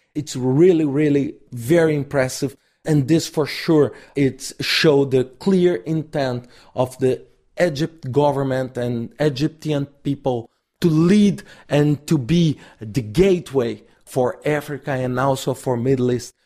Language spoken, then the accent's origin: English; Brazil; I'm from Brazil